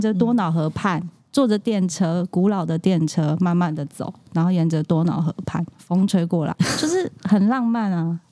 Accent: Tainan, Taiwan; 我自己身为一个台南人

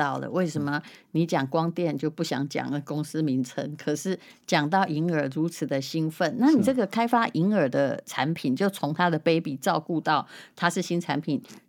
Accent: Yilan County, Taiwan; 我们宜兰人得了很多肺腺癌。

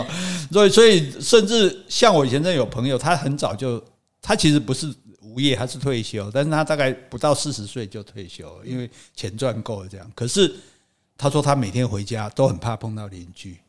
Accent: Taiwan; 那听说我们台湾人的平均收入是五万了

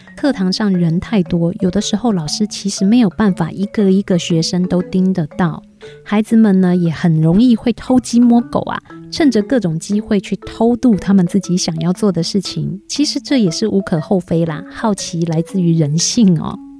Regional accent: Taiwan; 我们台湾人呐

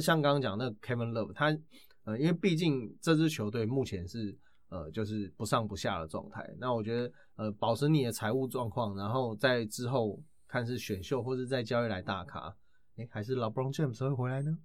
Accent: Taiwan; 我是台湾的

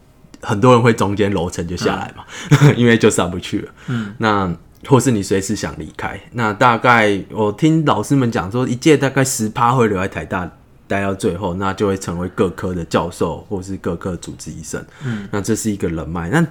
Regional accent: Tainan, Taiwan; now in Taipei, Taiwan; 我是台南人，

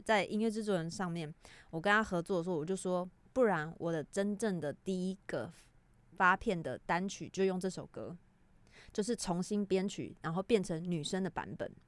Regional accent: Taiwan; 我们台湾人

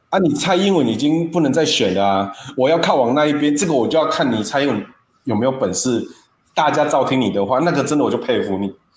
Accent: Taiwan; 我们台湾人这一种

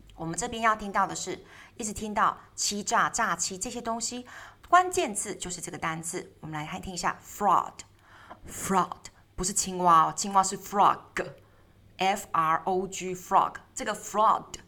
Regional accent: Taiwan; 我们台湾人会大量的去接收跟接受西方媒体

